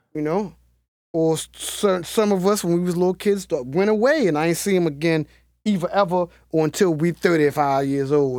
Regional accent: Baltimore, Maryland, United States; the Cherry Hill community in Baltimore City

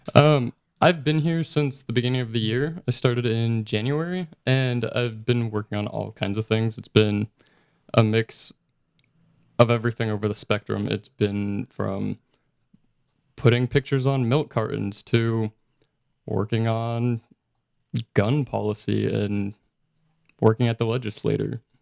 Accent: Utah, United States; I'm from Utah

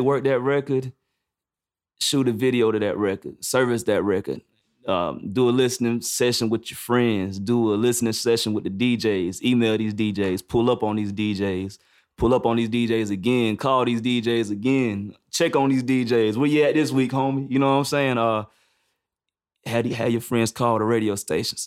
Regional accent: High Point, North Carolina, United States; also born or lived in Greensboro, North Carolina; Where I'm from, I'm from High Point, but I went to school to uh, North Carolina A and T, and that's in Greensboro.

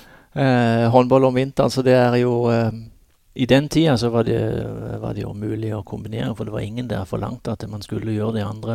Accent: Norway

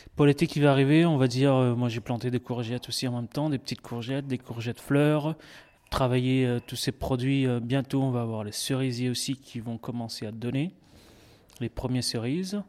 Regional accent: Réunion; now in Bagnols, France; je suis originaire de l'île de la Réunion, comme vous avez dit, et puis euh, je suis parti de, là-bas. Maintenant, ça fait 14 ans

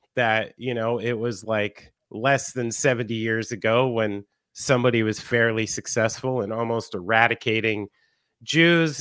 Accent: New Jersey, United States; someone from New Jersey

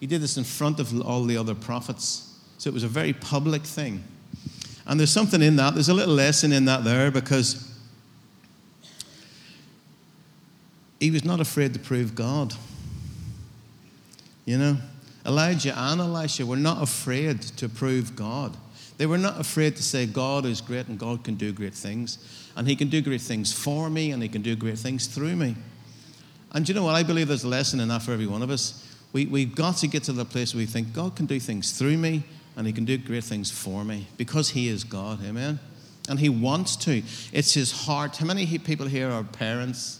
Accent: United Kingdom; I'm as British as you.

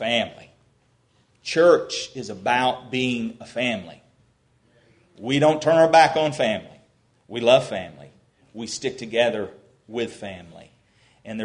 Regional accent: United States; now in LaGrange, United States; we also come from an L.A., Lower Ashburn

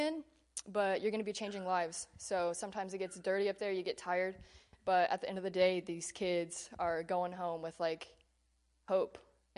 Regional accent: Keller, Texas, United States; I'm from Keller, like, you know, a suburb in Fort Worth

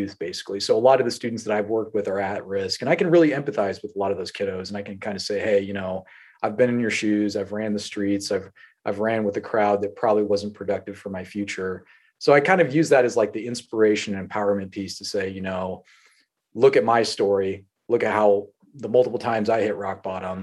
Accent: North Platte, Nebraska, United States; I was born in North Platte, Nebraska.

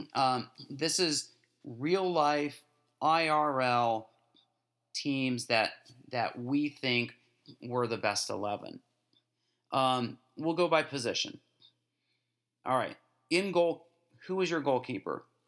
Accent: United States; As an American

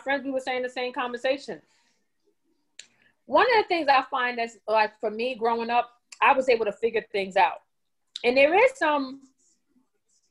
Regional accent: Star City, United States; me and my mom, we grew up in Star City.

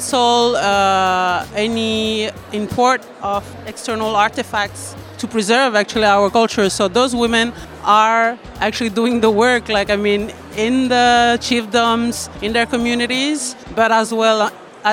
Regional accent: New Caledonia; I come from New Caledonia and I'm a resource person for the Customary Council there. And I'm a Kanak person.

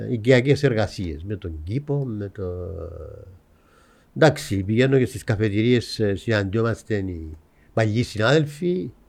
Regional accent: Mitsero, Nicosia District, Cyprus; also born or lived in England; Κατάγομαι από το Μιτσέρο. Το Μιτσέρο. Μεγάλωσα στο Μιτσέρο.

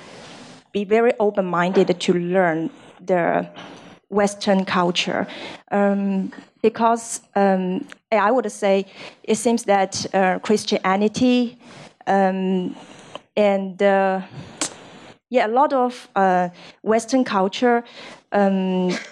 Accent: China; I'm from China.

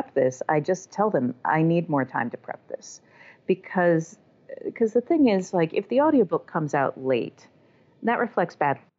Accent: the South, United States; accent: Southern; and I am from the South. Like, I am a native Southerner.

